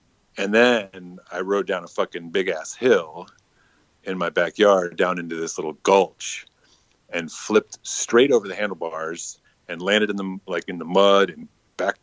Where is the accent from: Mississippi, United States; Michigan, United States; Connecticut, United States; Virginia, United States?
Virginia, United States; now in New York City, United States; I'm from Virginia, which I'm from an area that's not like what maybe it's not like redneck. It's kind of like a DC suburb